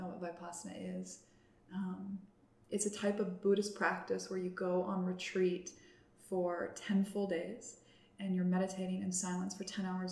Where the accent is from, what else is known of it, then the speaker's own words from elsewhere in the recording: Cranbrook, British Columbia, Canada; I grew up in Cranbrook, BC